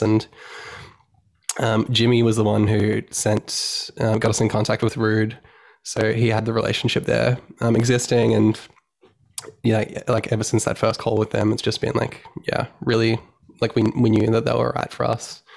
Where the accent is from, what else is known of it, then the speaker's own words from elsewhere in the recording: Sunshine Coast, Queensland, Australia; now in Brisbane, Australia; I'm originally from the Sunshine Coast, which is um, we're from Australia. Um, in Queensland, Australia is the state